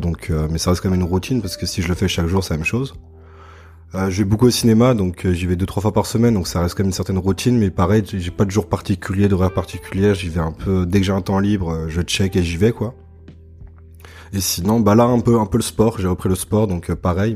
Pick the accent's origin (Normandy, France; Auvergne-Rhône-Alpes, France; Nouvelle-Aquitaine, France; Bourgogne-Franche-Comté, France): Auvergne-Rhône-Alpes, France; Annecy; moved away as an adult; also born or lived in Lyon; now in Montreal, Canada; je suis français, là je suis en PVT à Montréal. Je viens d'Annecy et après j'ai vécu 6 euh, ans à Lyon.